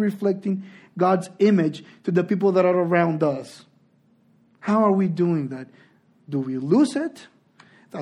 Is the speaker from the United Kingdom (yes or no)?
no; Honduras; moved away; also born or lived in Spain; I'm from Honduras